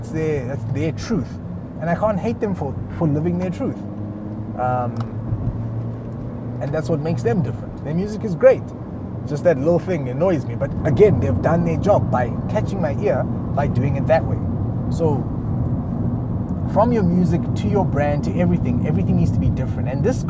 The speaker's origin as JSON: {"language": "English", "country": "South Africa", "also_born_or_lived": "Lesotho", "said": "although I am South African, I wasn't born here, but I'm not from where I was born either. I was born in Lesotho, but my parents are Ugandan."}